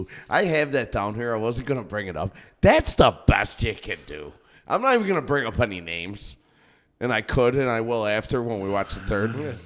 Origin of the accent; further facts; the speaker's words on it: São Paulo, Brazil; I mean, I'm from Sao Paulo. I'm gonna chug it.